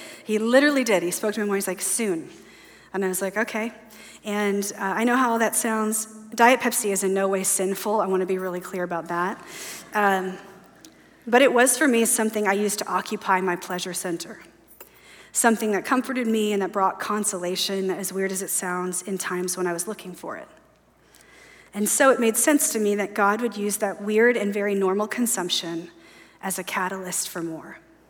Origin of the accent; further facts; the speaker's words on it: the South, United States; And I know the shame of not being a Coke drinker. I'm from the South.